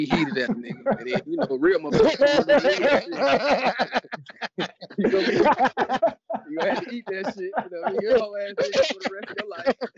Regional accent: Austin, Texas, United States; Now I'm from Austin, so knowing everybody walking in that motherfucker.

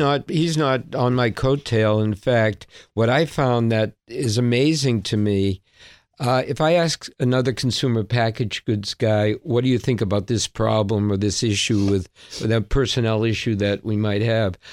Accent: Boston, Massachusetts, United States; I'm a Bostonian

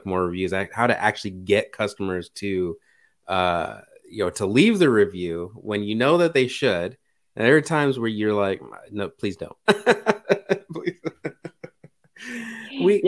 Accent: United States; I'm American

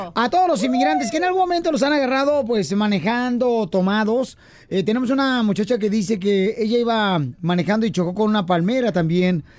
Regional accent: Jalisco, Mexico; en mi ciudad, este, la capital del mundo y puerta del cielo, Cotran, Jalisco

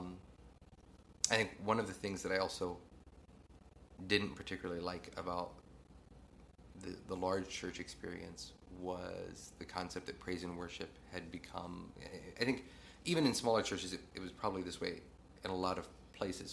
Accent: East Central Indiana, United States; So I grew up in sort of East Central Indiana. Grew up in a really small town.

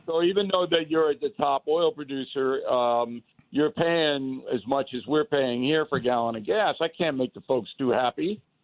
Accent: United States; as an American

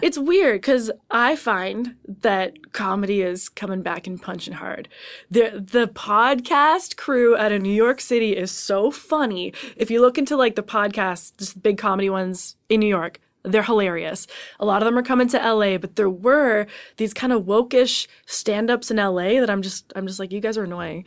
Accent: Canada; I'm Canadian

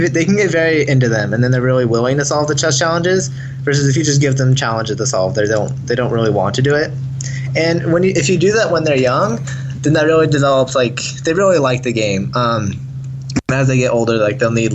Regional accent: Idaho, United States; I'm from Idaho

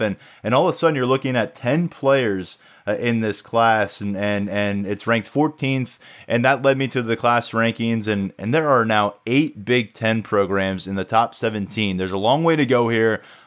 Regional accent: New Jersey, United States; now in State College, United States; I can get to Canada from State College quicker than I can get to my hometown in South Jersey

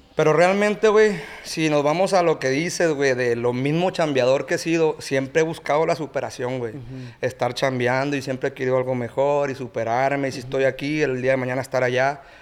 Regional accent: Mazatlán, Sinaloa, Mexico; Somos, somos originarios de Mazatlán, Sinaloa

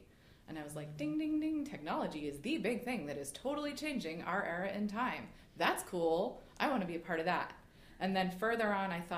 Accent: Boston, Massachusetts, United States; we're recording this in Boston and I'm from Boston.

